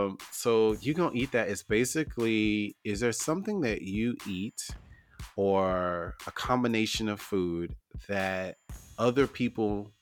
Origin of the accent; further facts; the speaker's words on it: the South, United States; I'm from the South